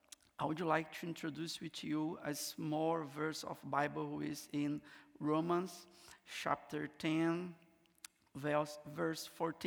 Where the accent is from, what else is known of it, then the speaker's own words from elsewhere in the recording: Rio de Janeiro, Brazil; first language Portuguese; English is a second language; moved away as an adult; also born or lived in Amazon, north of Brazil; I'm from Brazil. I'm from Rio de Janeiro, but I have been serving Jesus in the north of Brazil, in the Amazon jungle. My first language is not English. I speak Portuguese